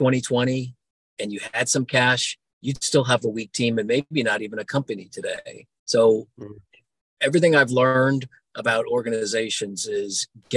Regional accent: Florida, United States; I grew up in Florida and went to the Naval Academy

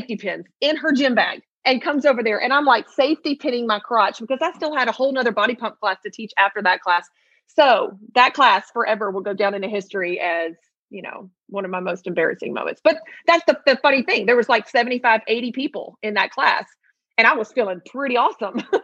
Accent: Memphis, Tennessee, United States; I'm from Memphis, born and raised in Memphis.

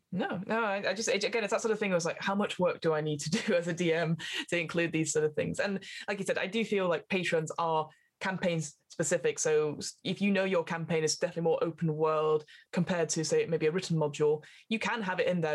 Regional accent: near Burnley, North West England, United Kingdom; Burnley so near my hometown

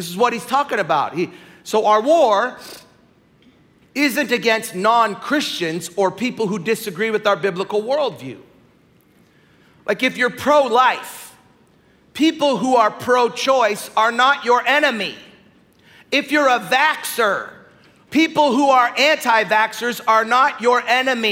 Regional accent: Ireland; I'm Irish.

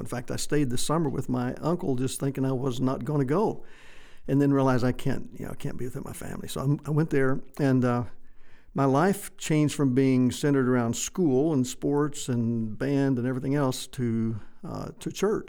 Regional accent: White Deer, Texas, United States; I grew up in West Texas for the most part in a small town, White Deer, close to Pampa, Amarillo up in the north.

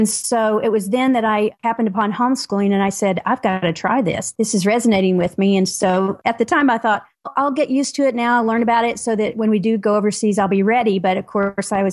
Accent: Tennessee, United States; accent: Southern; moved away; I am a Southerner by birth. I'm from Tennessee originally, so if you hear a little bit of accent there, that's what that is

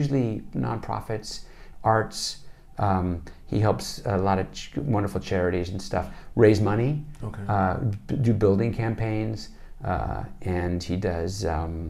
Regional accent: Shafter, California, United States; moved away; also born or lived in Bakersfield, California; I was born in Bakersfield because there was no hospital in Shafter

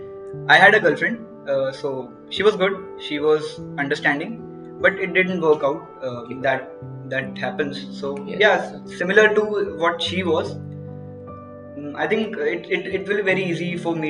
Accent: near Katra, Jammu and Kashmir, India; Like I was in Sri Mata Vaishno Devi University. It is near to my hometown only, Katra

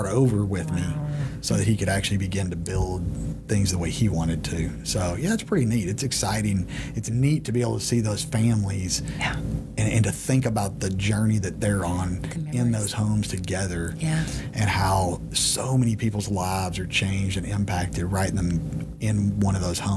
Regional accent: Texas, United States; I had born and bred in Texas

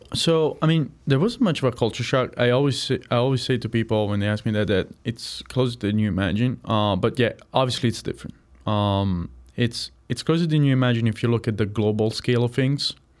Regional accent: Apulia, Italy; moved away as an adult; also born or lived in Chicago, United States; now in United States; I'm from a region called Puya

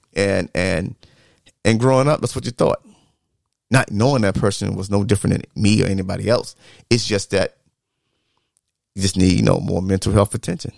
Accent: the South, United States; growing up in the South

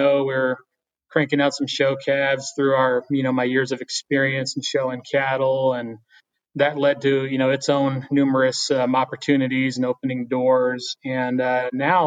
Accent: Shiprock, New Mexico, United States; also born or lived in Texas; I was born and raised right here in Shiprock.

